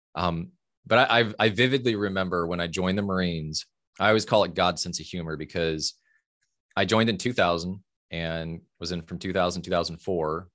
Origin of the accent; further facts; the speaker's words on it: Fort Wayne, Indiana, United States; I grew up in Fort Wayne, Indiana, so Midwest, Midwest boy in the eighties